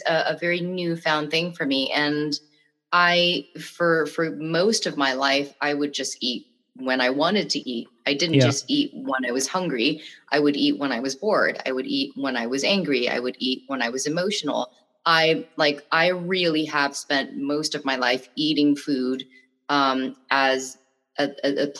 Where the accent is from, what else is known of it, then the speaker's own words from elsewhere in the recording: Bangkok, Thailand; I'm from Bangkok.